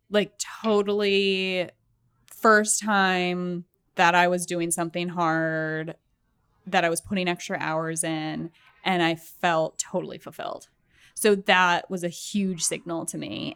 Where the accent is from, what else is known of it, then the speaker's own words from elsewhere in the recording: Massachusetts, United States; moved away as an adult; also born or lived in Boston; now in New York, United States; I spent my entire life in New England up until after college